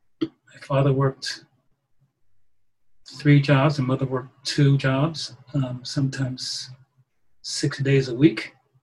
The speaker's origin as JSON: {"language": "English", "town": "Poughkeepsie", "region": "New York", "country": "United States", "tie": "born or raised there", "said": "I was born in Poughkeepsie, New York, upstate New York, at a time of segregation. Faced a number of issues based upon my race, my skin color."}